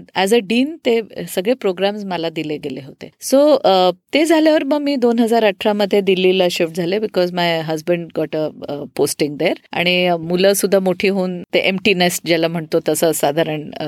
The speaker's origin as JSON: {"language": "Marathi", "town": "Pune", "region": "Maharashtra", "country": "India", "tie": "born or raised there", "also_born_or_lived": "Panchgani / Mumbai / Nashik", "said": "पुण्यात बऱ्यापैकी वाढलेली आहे त्याच्या आधी थोडे वर्ष पाचगणीला होतो आम्ही"}